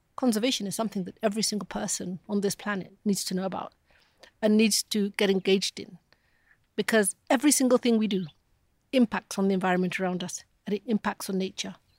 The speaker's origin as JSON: {"language": "English", "region": "Nairobi", "country": "Kenya", "tie": "born or raised there", "said": "born and raised here in Nairobi, just south of the city."}